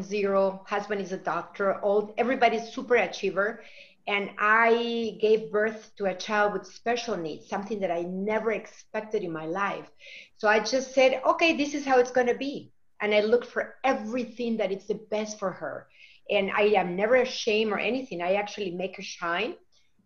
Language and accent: English; Lima, Peru; now in Wisconsin, United States; We are from Wisconsin, but we are originally from Lima, Peru